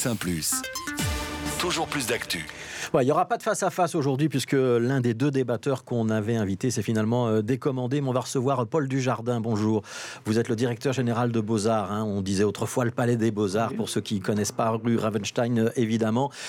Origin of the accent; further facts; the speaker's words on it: Belgium; chez nous en Belgique